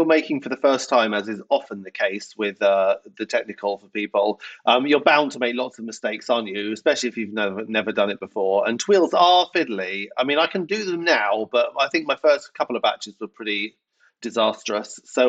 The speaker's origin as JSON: {"language": "English", "region": "England", "country": "United Kingdom", "said": "No, I'm just English, honey. I did one of those 23andMe. I'm just English."}